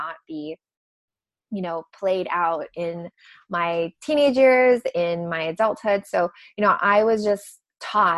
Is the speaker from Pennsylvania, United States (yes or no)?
no; Hawaii, United States; I grew up in Hawaii